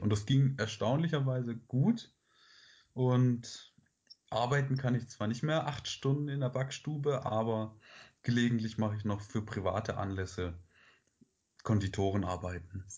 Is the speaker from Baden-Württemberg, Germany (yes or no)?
yes; Stuttgart area, Baden-Württemberg, Germany; moved away as an adult; now in Heidelberg, Germany; Ich komme ursprünglich aus dem Raum Stuttgart